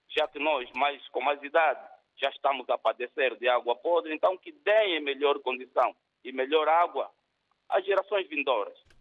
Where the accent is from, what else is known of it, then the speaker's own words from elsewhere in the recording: Angola; now in Portugal; Eu sou angolano, pronto, a viver em Portugal